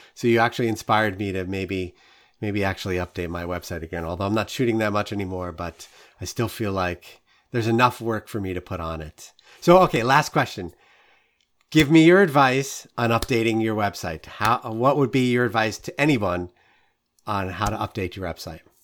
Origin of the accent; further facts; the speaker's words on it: New York City, New York, United States; I'm a born and bred New Yorker. Like, I grew up in Queens